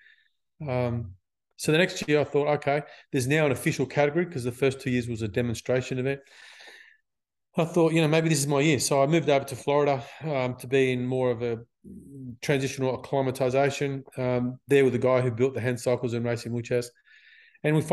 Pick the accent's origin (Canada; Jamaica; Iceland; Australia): Australia; Sydney, New South Wales; I grew up in Mount Druitt, which is west of Sydney